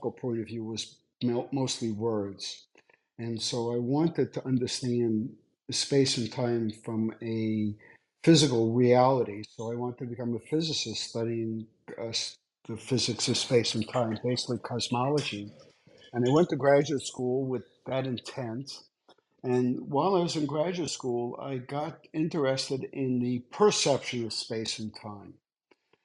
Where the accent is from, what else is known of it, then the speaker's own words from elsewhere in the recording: New York City, New York, United States; I grew up in Brooklyn